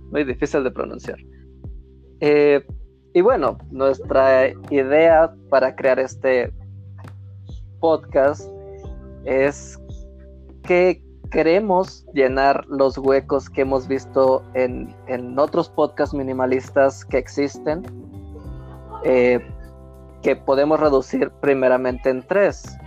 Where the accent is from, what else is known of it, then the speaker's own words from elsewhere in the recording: Mexico; nosotros somos mexicanos